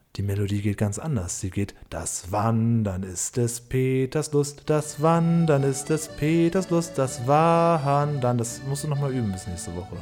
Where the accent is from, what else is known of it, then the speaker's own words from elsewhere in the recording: near Himmelpforten, Lower Saxony, Germany; moved away; also born or lived in Düsseldorf; Ich bin da nur in der Nähe aufgewachsen